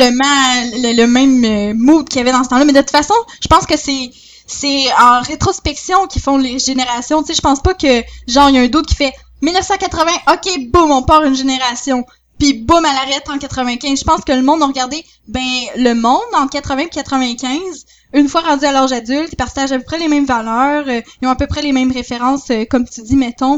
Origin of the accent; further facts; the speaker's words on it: Saint-Georges, Quebec, Canada; je viens de Saint-Georges